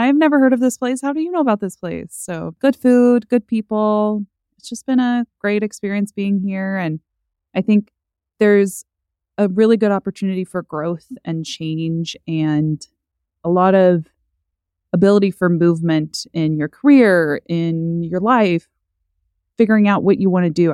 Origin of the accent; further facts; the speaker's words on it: Owasso, Oklahoma, United States; also born or lived in Stillwater, Oklahoma; now in Tulsa, United States; I grew up in Owasso, so Tulsa County